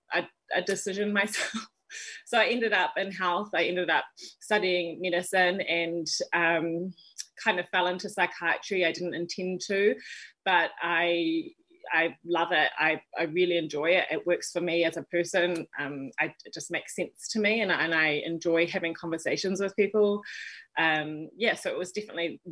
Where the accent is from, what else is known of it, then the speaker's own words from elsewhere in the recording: Wellington, New Zealand; moved away as an adult; now in Auckland, New Zealand; born and raised in Wellington, New Zealand